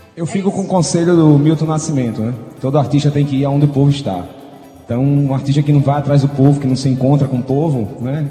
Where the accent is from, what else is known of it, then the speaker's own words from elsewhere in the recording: Paraíba, Brazil; é aqui que a gente renova o nosso sotaque